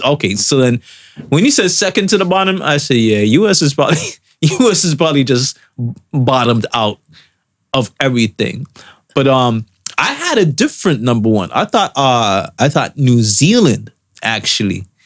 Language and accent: English; Canada; us as Canadian citizens